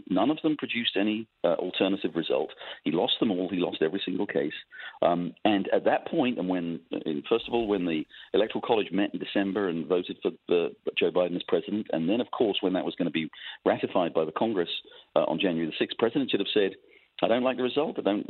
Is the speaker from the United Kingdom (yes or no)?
yes; England, United Kingdom; moved away; You could tell from my voice, I'm an immigrant. I came here from England. I, you know, love this country.